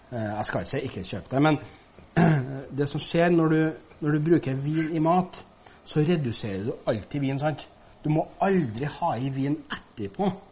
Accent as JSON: {"language": "Norwegian", "town": "Levanger", "region": "Trøndelag", "country": "Norway", "said": "Dessverre, vi kommer fra Nord-Trøndelag, jeg har Levanger, vet du."}